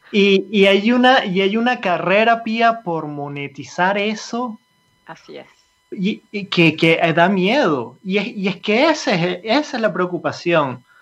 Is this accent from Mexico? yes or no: no; Venezuela; moved away as an adult; also born or lived in Italy; me fui de, Venezuela, yo soy venezolano, me fui en Venezuela en el 2007, un poco escapando de la situación política, económica y previendo un poco hacia dónde iba todo eso. Me fui para Italia